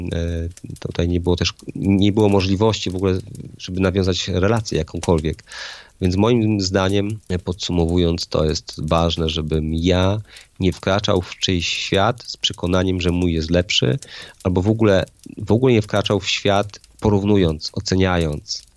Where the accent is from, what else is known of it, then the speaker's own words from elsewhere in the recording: Poland; jestem z Polski, więc mam prawda, pewne kulturowe, religijne jakieś tam fundamenty